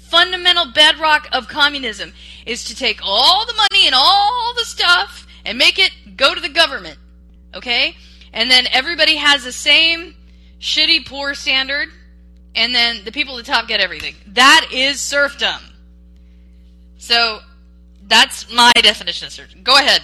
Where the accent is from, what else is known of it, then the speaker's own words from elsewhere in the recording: Washington, United States; I came from Western Washington, where they had it.